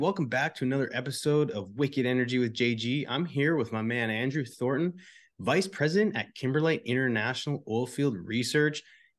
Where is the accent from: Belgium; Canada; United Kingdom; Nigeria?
Canada; now in Houston, United States; you're from the UK, I'm from Canada.